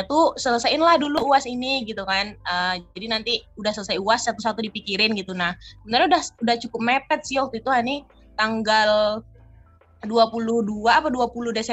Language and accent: Indonesian; Batusangkar, West Sumatra, Indonesia; also born or lived in Padang; berasal dari um, dari Batu Sangkar sebenarnya Kabupaten Tanah Datar, Sumatera Barat. Cuman kuliah di Universitas Andalas di Padang.